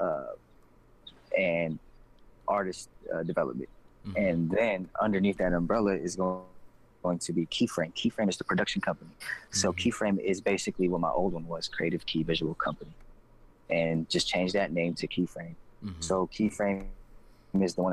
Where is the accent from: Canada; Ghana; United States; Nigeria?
United States; the Bay Area, California; now in Los Angeles, United States; I'm from the Bay Area